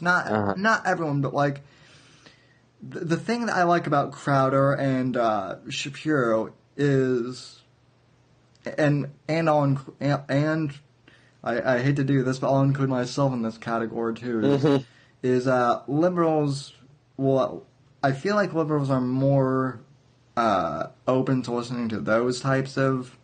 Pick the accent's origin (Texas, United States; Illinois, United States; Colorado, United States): Colorado, United States; moved away as an adult; now in Florida, United States; I'm originally from Colorado, born and raised, before I moved out here to Florida